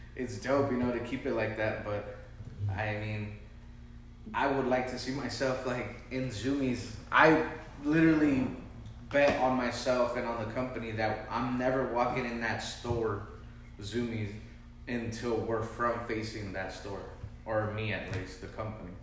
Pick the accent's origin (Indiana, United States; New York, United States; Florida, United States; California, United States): California, United States; Vista; I was raised in Vista, still in Vista.